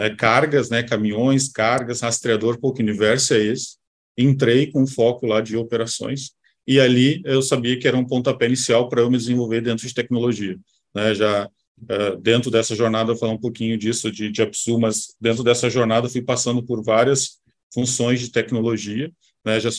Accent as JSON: {"language": "Portuguese", "town": "Caçapava do Sul", "region": "Rio Grande do Sul", "country": "Brazil", "said": "Sou, sou gaúcho, né? sou aqui. Sou do interior do estado, do Rio Grande do Sul"}